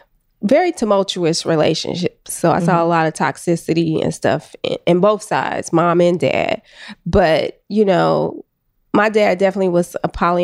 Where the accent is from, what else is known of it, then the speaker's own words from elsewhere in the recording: Oakland, California, United States; I'm from Oakland.